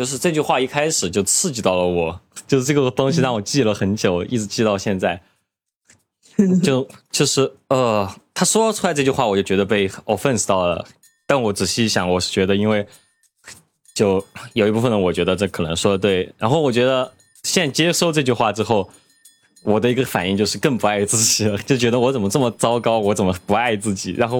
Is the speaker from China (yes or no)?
yes; Chengdu, Sichuan, China; 我从成都来的，这个这个